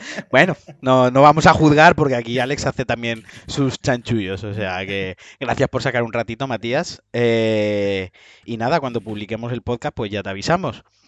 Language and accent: Spanish; Spain; He nacido en España